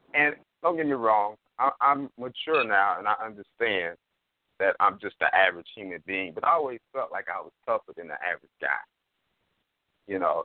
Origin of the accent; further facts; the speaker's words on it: Oklahoma City, Oklahoma, United States; I'm from Oklahoma City